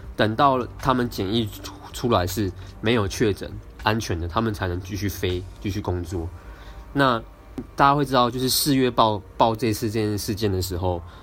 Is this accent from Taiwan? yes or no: yes; Taiwan; 我们台湾人民